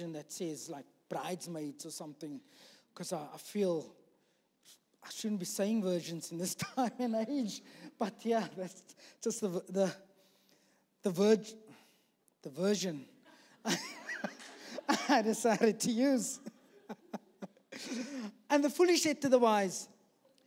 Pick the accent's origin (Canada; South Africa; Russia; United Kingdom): South Africa; moved away; we're from South Africa